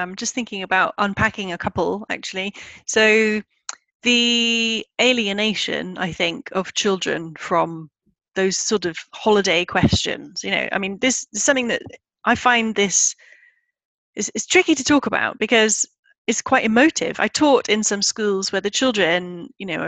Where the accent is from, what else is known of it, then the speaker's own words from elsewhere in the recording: Midlands, United Kingdom; moved away as an adult; also born or lived in Glasgow / Paris; I am English. I'm from, you know, the Midlands